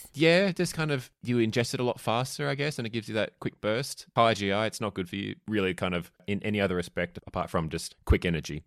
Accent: Melbourne, Victoria, Australia; I'm from Melbourne

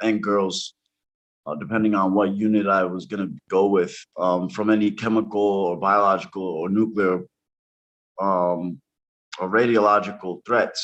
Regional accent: New York City, New York, United States; moved away as an adult; also born or lived in Brooklyn; now in New Hampshire, United States; I'm from New York City. I was born in Brooklyn, raised in Spanish Harlem.

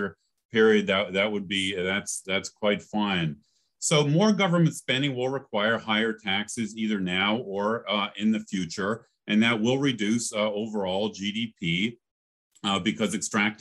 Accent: Canada; now in United States; I grew up in Canada

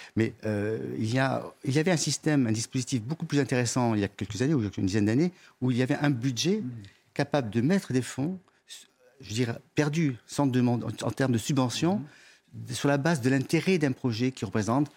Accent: France; je suis français

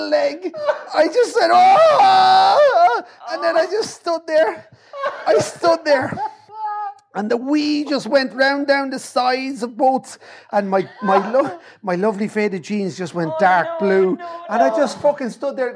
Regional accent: Navan, County Meath, Ireland; from Navin

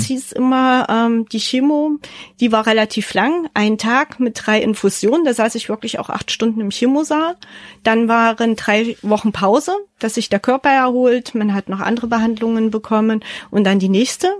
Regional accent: Leipzig, Saxony, Germany; meine Heimat Leipzig

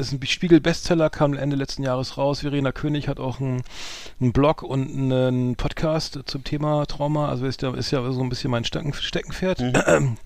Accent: Bremen, Germany; bei uns in Bremen

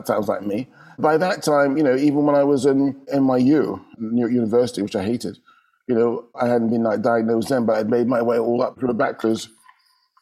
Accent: London, United Kingdom; moved away as an adult; now in Amsterdam, Netherlands; we're growing up in London, your world is London

